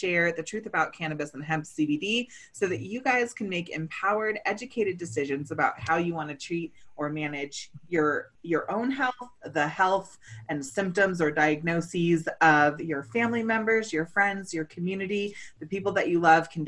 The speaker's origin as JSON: {"language": "English", "town": "Chicago", "region": "Illinois", "country": "United States", "tie": "born or raised there", "said": "living in Chicago, my hometown"}